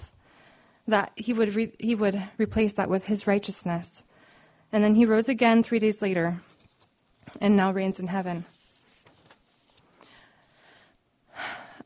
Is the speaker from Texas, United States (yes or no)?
no; Oregon, United States; I'm from Oregon, and we did a lot of camping.